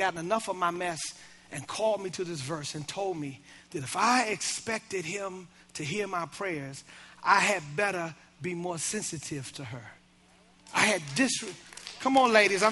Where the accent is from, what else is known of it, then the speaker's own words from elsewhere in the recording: Baltimore, Maryland, United States; I'm from Baltimore.